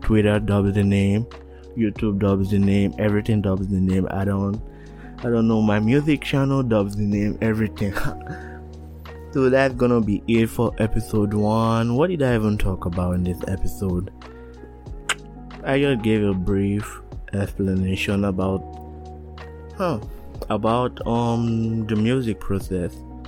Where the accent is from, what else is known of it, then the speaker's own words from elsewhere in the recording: Nigeria; accent: Nigerian; now in Canada; I want to talk in my Nigerian accent, but if I know people are gonna listen, like, it transformed to a Canadian accent.